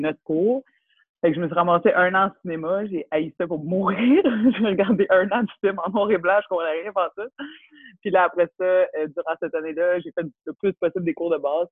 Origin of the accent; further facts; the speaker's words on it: Laval, Quebec, Canada; Born and raised in Laval.